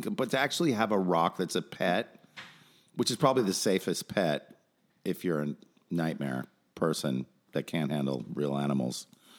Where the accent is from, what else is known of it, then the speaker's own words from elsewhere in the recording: Los Angeles, California, United States; I grew up in Hollywood again.